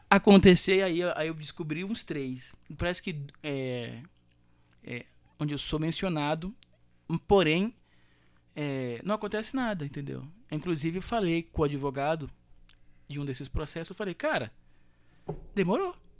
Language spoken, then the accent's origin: Portuguese; Rio de Janeiro, Brazil; Eu sou carioca. Eu amo o Rio